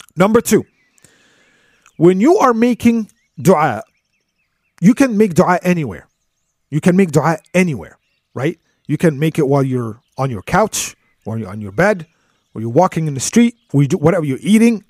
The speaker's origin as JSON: {"language": "English", "country": "United States", "said": "us Americans here"}